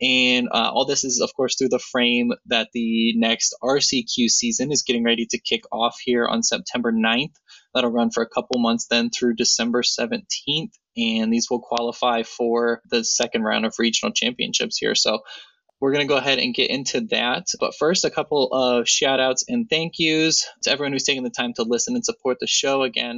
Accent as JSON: {"language": "English", "region": "Ohio", "country": "United States", "tie": "born or raised there", "said": "My hometown."}